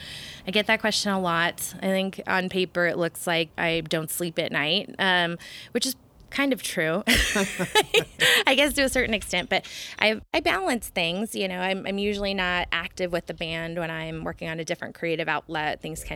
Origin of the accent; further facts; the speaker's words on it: Portland, United States; also born or lived in Florida; But Portland's definitely, I think of it as my hometown, definitely where I wanted to build the proverbial white picket fence, I think, in the long run. But I also have a lot of fond memories from the South. Like living in Florida was such a unique experience.